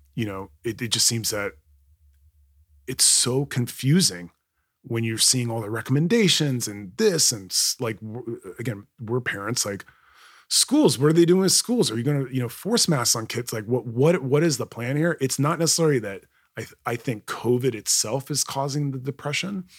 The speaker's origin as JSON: {"language": "English", "country": "Kuwait", "tie": "born or raised there", "moved": "yes", "lives_now": "United States", "said": "growing up in Kuwait"}